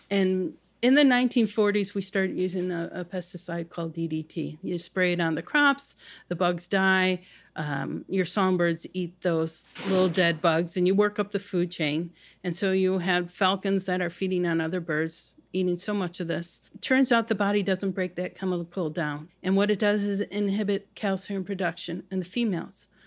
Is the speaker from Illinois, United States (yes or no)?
yes; Chicago, Illinois, United States; I grew up on the South Side.